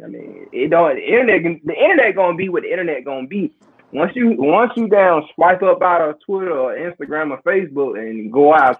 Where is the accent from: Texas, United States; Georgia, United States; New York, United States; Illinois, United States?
Georgia, United States; Atlanta; I grew up on Cleveland Ave.